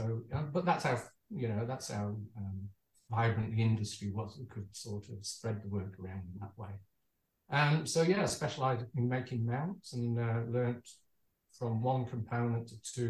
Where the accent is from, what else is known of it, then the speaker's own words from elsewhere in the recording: Manchester, North West England, United Kingdom; moved away as an adult; also born or lived in Birmingham; now in Perth, Australia; I'm from Manchester originally, so I grew up there, and my dad was a watchmaker